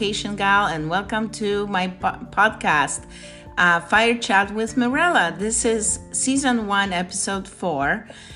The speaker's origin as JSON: {"language": "English", "country": "Poland", "said": "I'm Polish"}